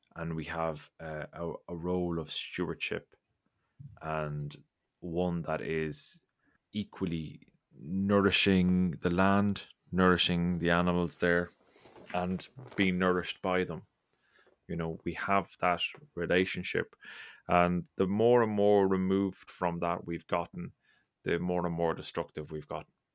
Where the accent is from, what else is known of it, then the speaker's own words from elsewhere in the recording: Ireland; I grew up in Ireland